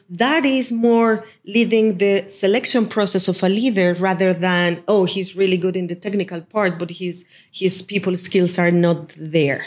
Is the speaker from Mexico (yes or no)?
yes; Mexico; moved away; back in Mexico, in my hometown